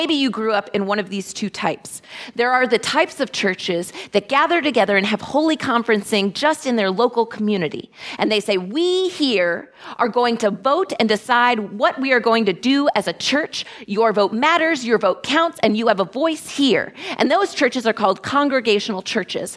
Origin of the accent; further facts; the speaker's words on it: Texas, United States; moved away; my home state of Texas